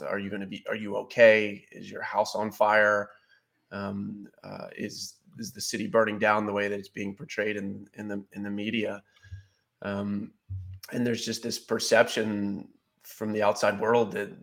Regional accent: Baltimore, Maryland, United States; moved away as an adult; I grew up in Baltimore City

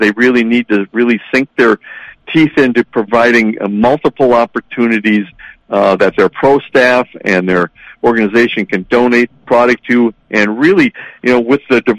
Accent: Milaca, Minnesota, United States; also born or lived in Ely, Minnesota; as a kid growing up in Malacca

